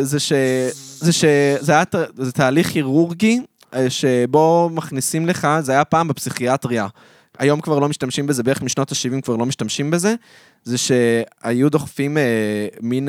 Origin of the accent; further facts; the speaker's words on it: Modi'in Illit, Israel; למודיעין עילית, שם גדלתי